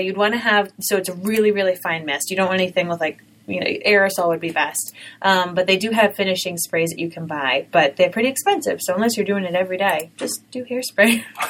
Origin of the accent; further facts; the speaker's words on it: Rhode Island, United States; accent: Rhode Island; I had a Rhode Island accent and I really tried to work on it.